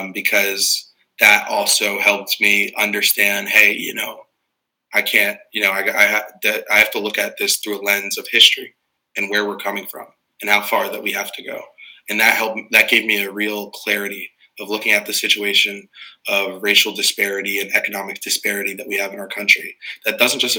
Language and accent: English; Morristown, New Jersey, United States; I grew up in Morristown, born and raised in the community that I currently represent as a council person